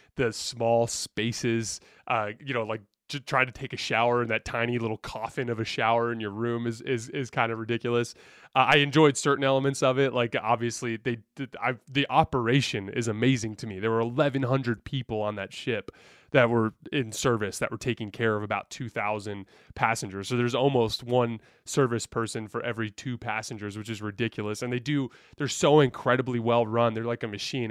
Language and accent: English; Tucson, Arizona, United States; moved away; also born or lived in Utah / Charlotte, North Carolina; I grew up in Tucson, Arizona